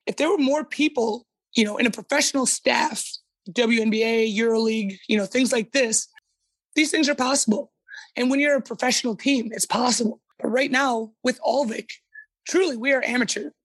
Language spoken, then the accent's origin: English; United States; moved away as an adult; now in Sweden; I'm American in the aspect of I yell, I'm loud, I'm boisterous